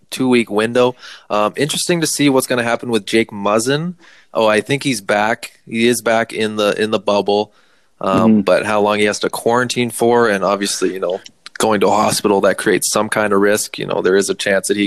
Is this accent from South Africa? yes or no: no; Canada; moved away; I'm obviously from the West Coast